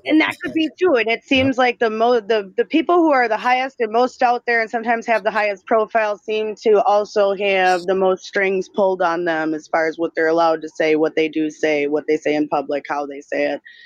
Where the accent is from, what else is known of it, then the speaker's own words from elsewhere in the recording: Minnesota, United States; I am from Minnesota